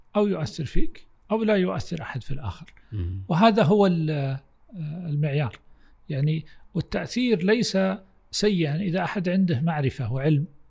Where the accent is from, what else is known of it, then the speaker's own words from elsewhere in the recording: Saudi Arabia; عندنا في السعوديه